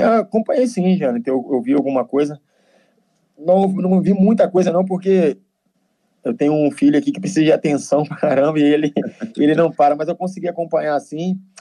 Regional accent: Nova Lima, Minas Gerais, Brazil; moved away; Eu sou de Minas

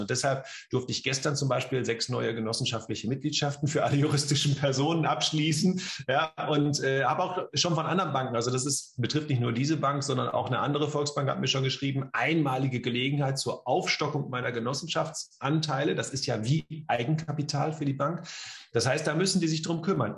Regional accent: Bielefeld, North Rhine-Westphalia, Germany; komme aus und lebe in Bielefeld

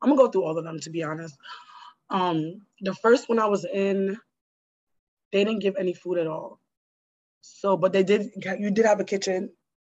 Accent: Jamaica; I'm Jamaican. We eat a lot of, you know, stuff, spices.

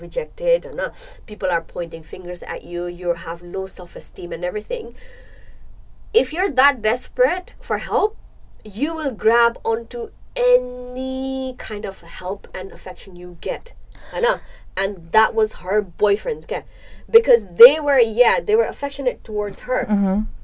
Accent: Nepal; moved away; We grew up in Nepal and we came here.

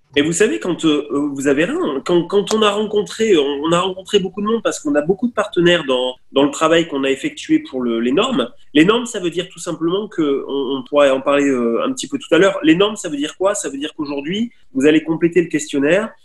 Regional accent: Nice, Provence-Alpes-Côte d'Azur, France; je viens, je viens du sud, je viens de Nice.

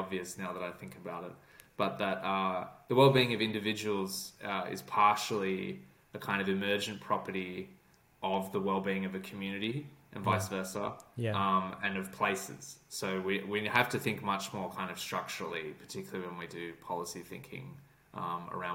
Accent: Sydney, New South Wales, Australia; moved away as an adult; also born or lived in Canberra, Australia; now in United Kingdom; I grew up in Sydney in Bondi.

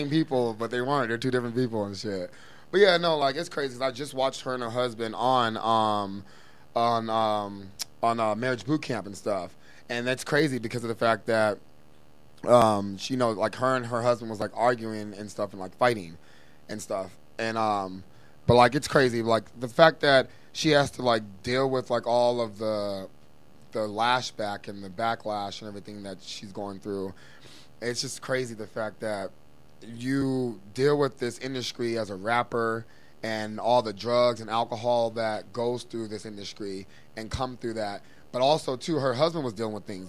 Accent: East Coast, United States; I'm from the East Coast

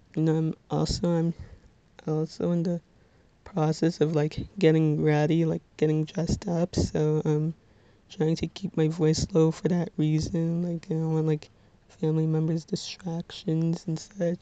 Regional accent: Little Ferry, New Jersey, United States

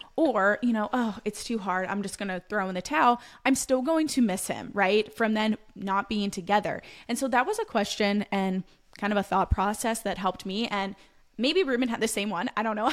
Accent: Pennsylvania, United States; I'm from Pennsylvania

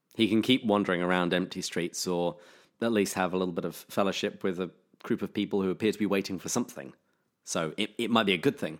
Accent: England, United Kingdom; now in California, United States; I'm English

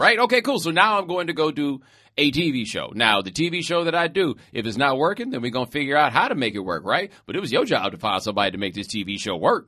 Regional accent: Houston, Texas, United States; I'm from Houston

